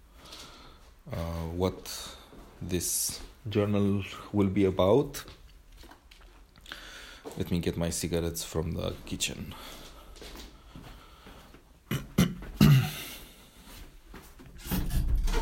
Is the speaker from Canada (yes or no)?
no; Romania; accent: Romanian; first language Romanian; English is a second language; I'm using my Romanian accent